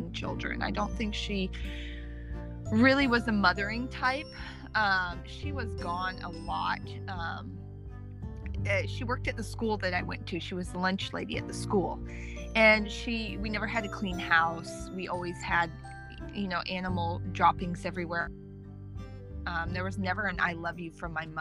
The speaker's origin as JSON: {"language": "English", "town": "Arcata", "region": "California", "country": "United States", "tie": "born or raised there", "said": "I was born in 1984 in Arcata, California."}